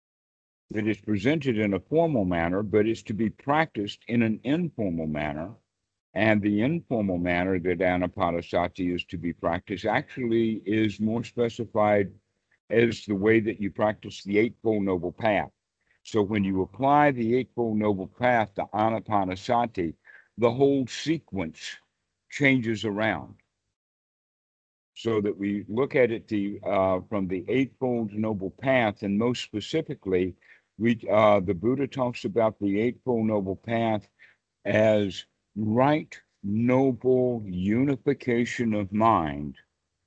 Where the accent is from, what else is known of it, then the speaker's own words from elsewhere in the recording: Deep South, United States; moved away; also born or lived in Oklahoma / Texas / South Carolina / North Carolina; I was actually raised in the Deep South myself, as you can tell from my accent